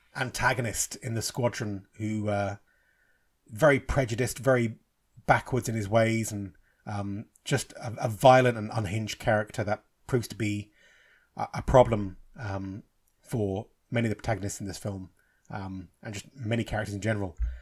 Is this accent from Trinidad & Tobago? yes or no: no; England, United Kingdom; I'm English, you know, I'm Irish, but I'm born and bred in England.